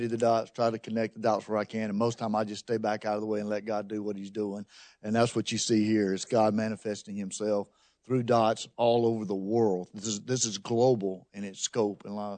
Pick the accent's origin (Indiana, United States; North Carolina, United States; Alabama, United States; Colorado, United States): Alabama, United States; also born or lived in Texas / New Orleans; I grew up in Alabama and then had a jaunt in Texas and then moved back to New Orleans, was teaching there at New Orleans Seminary when this lady Katrina came to town.